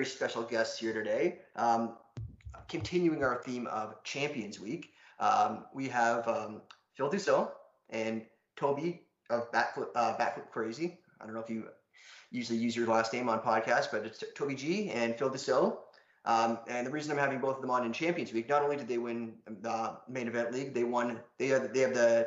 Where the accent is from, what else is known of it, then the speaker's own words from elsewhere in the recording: Ontario, Canada; I'm also from Canada. I had to take French up until grade 9, and then I just ditched it. So my French is not good. But yeah, in high school, I think it's mandated in Ontario